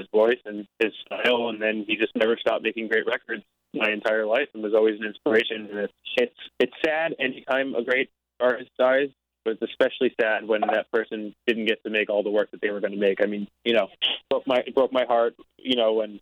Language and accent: English; New Jersey, United States; I'm a Jew from New Jersey